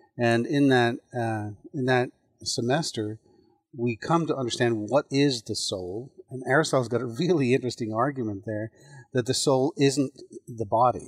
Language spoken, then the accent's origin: English; Ireland; now in United States; I'm an immigrant. I was born in Ireland.